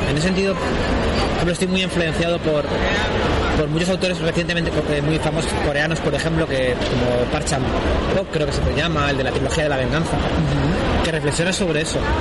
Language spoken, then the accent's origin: Spanish; Spain; first language Spanish; Yo me considero autor español y, es mi lengua